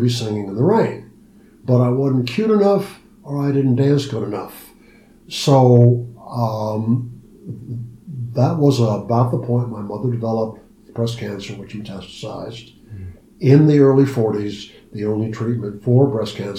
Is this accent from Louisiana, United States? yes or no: no; Ohio, United States; I was born and raised in Ohio